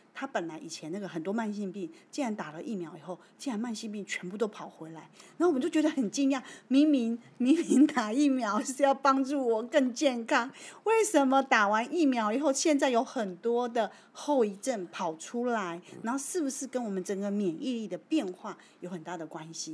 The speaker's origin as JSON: {"language": "Chinese", "country": "Taiwan", "said": "我身为台湾人，跟石文医师是同样在台湾这个岛"}